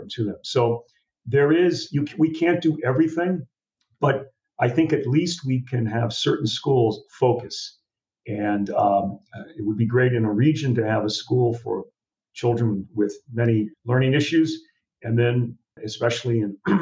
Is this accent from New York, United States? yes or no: no; California, United States; moved away; I come from California